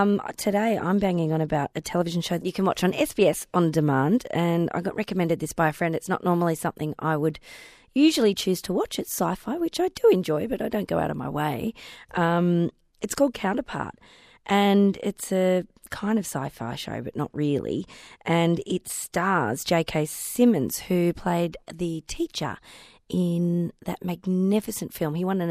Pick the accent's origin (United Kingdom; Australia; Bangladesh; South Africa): Australia; Melbourne, Victoria; born or raised there